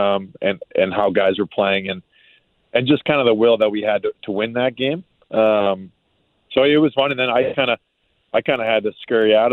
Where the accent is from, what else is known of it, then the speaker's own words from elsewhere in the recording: Maine, United States; moved away; I grew up in Maine.